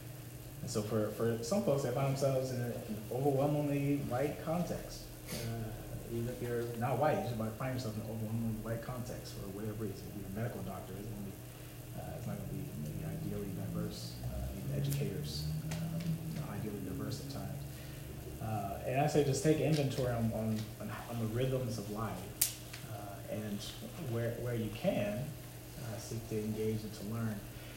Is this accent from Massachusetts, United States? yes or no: no; Texas, United States; well, I'm from Texas. No, where are you really from? You know, Vietnam, China, where are you really from? It's like, I was born and raised in America.